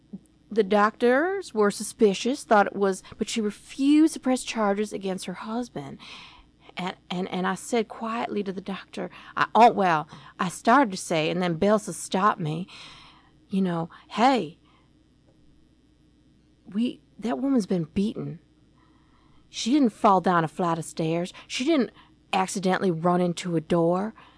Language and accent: English; Macon, Georgia, United States; Down the road from where we grew up in Macon, Georgia